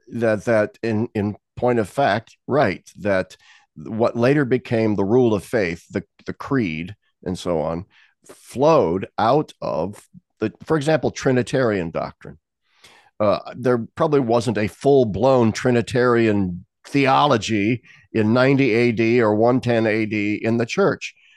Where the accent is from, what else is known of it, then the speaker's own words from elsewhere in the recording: Lincoln, Nebraska, United States; moved away; the Diocese of Lincoln, Nebraska, my hometown.